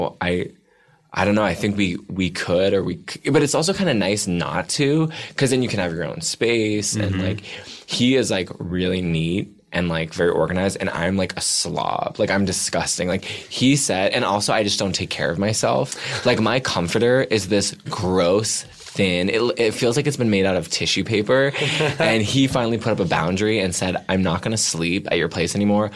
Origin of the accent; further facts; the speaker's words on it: Bedford, Massachusetts, United States; Outside of Boston and a town called Bedford.